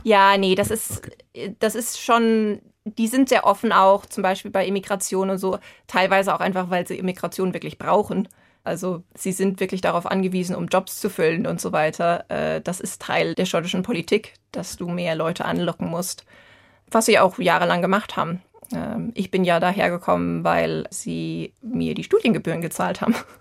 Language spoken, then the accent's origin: German; Vogelsberg, Hesse, Germany; moved away as an adult; now in Edinburgh, United Kingdom; nochmal heimzukommen, da wo man aufgewachsen ist